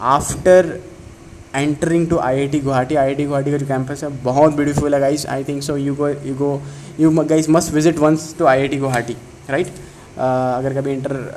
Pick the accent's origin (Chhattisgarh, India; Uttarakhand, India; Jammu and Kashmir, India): Chhattisgarh, India; now in Chennai, India; मैं भी मैं भी छत्तीसगढ़ से हूँ